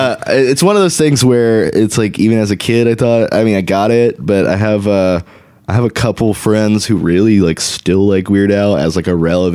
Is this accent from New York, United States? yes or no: no; Texas, United States